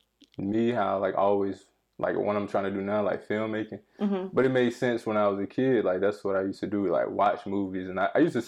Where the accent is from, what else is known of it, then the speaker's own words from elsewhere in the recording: North Carolina, United States; I'm from North Carolina.